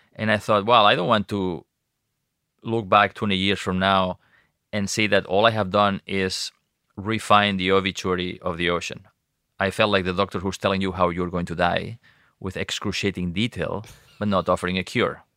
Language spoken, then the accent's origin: English; Costa Brava, Catalonia, Spain; I grew up on the Mediterranean coast of Spain and the Costa Brava in, in Catalonia